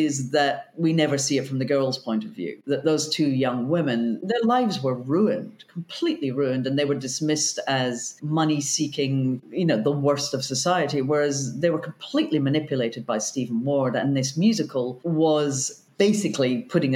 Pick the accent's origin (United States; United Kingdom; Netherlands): United Kingdom; Scotland; I grew up in Scotland